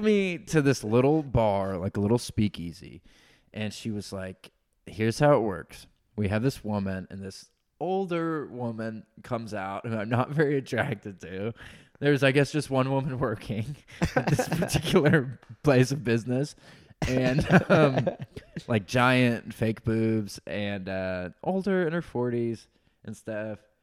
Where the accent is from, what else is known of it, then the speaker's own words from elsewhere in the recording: Forsyth County, North Georgia, United States; moved away as an adult; also born or lived in Illinois / Atlanta / Idaho; now in Austin, United States; I was born in Illinois, so I, I was born in Illinois. So my whole family's from Illinois, but I only lived there till I was like four years old. So I ah. spent my whole life in Georgia